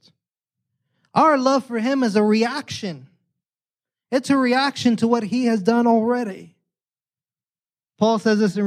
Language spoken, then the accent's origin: English; New York City, New York, United States; now in San Diego, United States; New York City, I grew up in New York